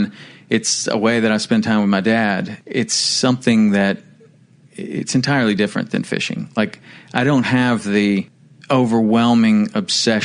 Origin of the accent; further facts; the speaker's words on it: Chattanooga, Tennessee, United States; moved away as an adult; also born or lived in Alabama / Wyoming / Florida Keys; I was raised in Chattanooga, Tennessee, lived there all through high school.